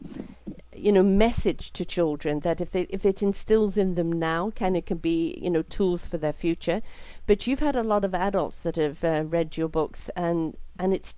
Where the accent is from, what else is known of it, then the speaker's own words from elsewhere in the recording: Canada; I'm from Canada.